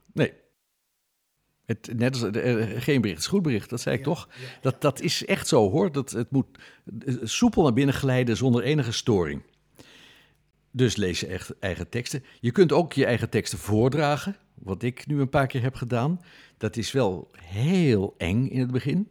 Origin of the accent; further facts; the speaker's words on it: Netherlands; we zijn Nederlanders.